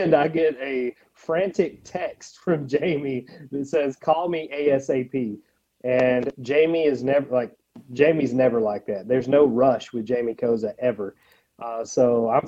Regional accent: Jasper, United States; the Jaspers. Man, it's my hometown. That's my hometown name.

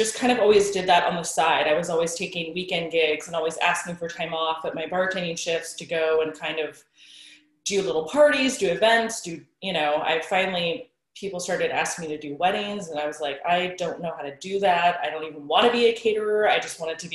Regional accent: Sonoma County, Bay Area, California, United States; now in Pleasant Hill, United States; I'm from the Bay Area, Sonoma County originally, and I live in Pleasant Hill right now

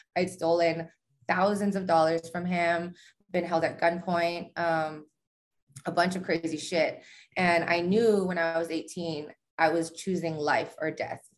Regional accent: Hawaii, United States; now in Las Vegas, United States; I'm from Hawaii. Um, I live in Vegas now.

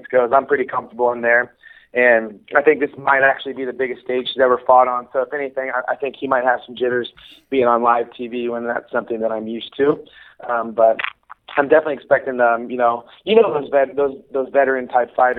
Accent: Kansas City, United States; here in Kansas City, which is my hometown.

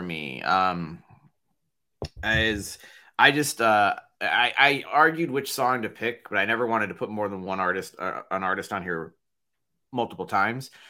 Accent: Chicago, Illinois, United States; we're very Chicago, we're, we're from Chicago

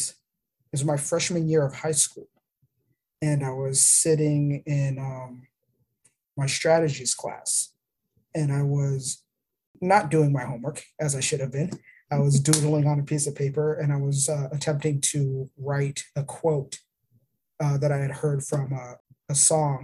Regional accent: Arizona, United States; moved away; also born or lived in Florida; I was born in Arizona. I was born on the Gila River Indian Reservation

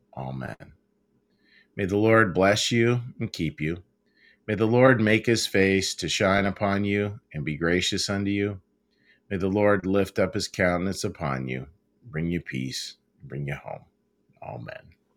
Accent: Pittsburgh, Pennsylvania, United States; moved away; out in Pittsburgh, out of my hometown

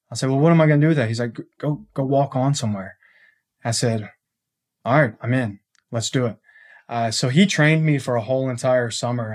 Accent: Conroe, Texas, United States; I grew up here in Conroe.

